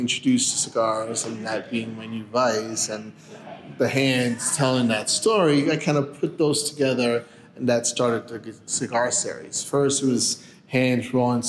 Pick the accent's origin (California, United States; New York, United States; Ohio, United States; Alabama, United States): New York, United States; first language Spanish; English is a second language; moved away as an adult; also born or lived in La Paz, Bolivia; now in Arizona, United States; I was born in La Paz, Bolivia. Moved to New York when I was about 7 or 8, and then came out to Arizona in November of 98.